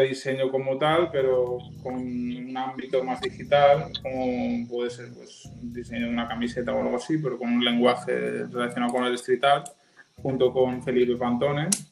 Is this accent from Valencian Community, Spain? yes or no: yes; Alzira, Valencian Community, Spain; moved away as an adult; now in Barcelona, Spain; soy de un pueblo de Valencia, el sur de Valencia, que se llama Alcira Nací allí, estuve viviendo hasta los 18 años